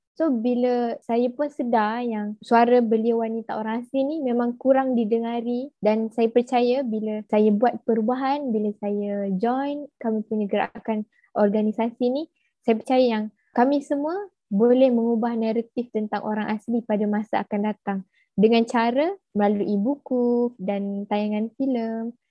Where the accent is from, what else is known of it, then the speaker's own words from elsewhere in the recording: Kuala Rompin, Pahang, Malaysia; saya merupakan orang asli suku kaum Jakun yang berasal dari Kuala Rompin, Pahang.